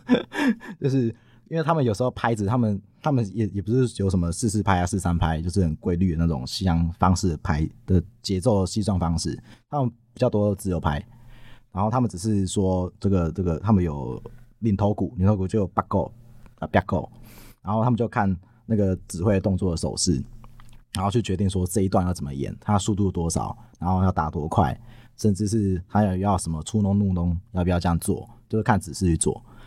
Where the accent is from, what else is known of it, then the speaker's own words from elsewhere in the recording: Minxiong, Chiayi County, Taiwan; first language Taiwanese Hokkien; Chinese is a second language; 在讲我童年的故事啊。全部都是从米雄的这个《封手村》